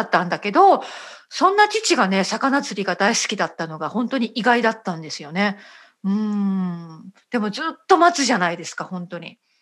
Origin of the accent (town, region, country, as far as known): Japan; first language Japanese